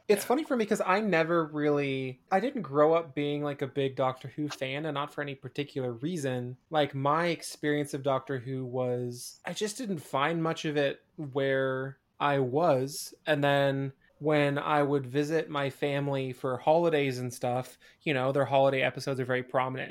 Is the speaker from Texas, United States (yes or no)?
no; Spokane, Washington, United States; moved away; Spokane, mm. in my hometown